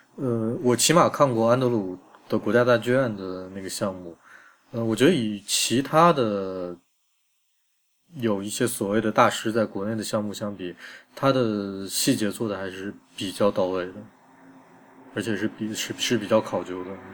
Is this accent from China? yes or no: yes; China; 我们中国人